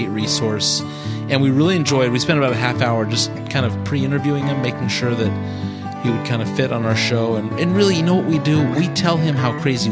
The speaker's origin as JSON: {"language": "English", "region": "California", "country": "United States", "said": "we're from California"}